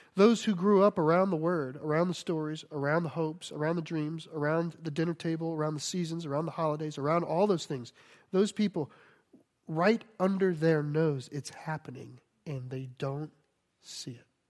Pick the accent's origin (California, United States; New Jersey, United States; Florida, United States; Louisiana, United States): Louisiana, United States; Cajun; I'm Cajun